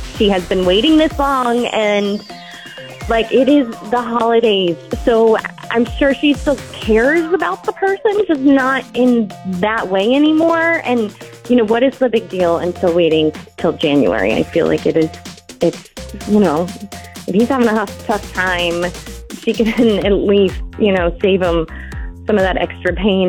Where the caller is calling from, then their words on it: Columbia, United States; I'm calling from Columbia.